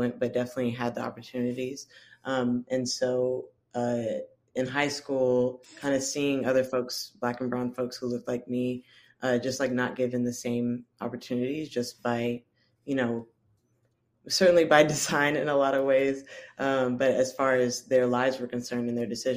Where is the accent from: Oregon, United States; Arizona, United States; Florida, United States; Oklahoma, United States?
Florida, United States; Central; also born or lived in Washington, D.C. / East Tennessee / California; now in Memphis, United States; I am from Florida originally, Central Florida area.